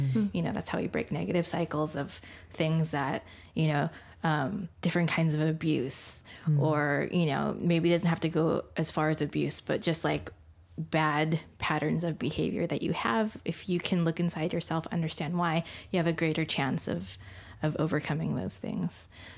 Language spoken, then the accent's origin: English; Philippines; being Filipino, like I'm technically Catholic.